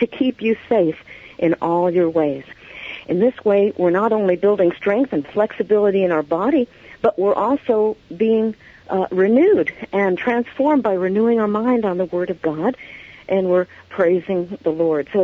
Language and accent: English; New York City, New York, United States; moved away; I'm originally from New York, New York City area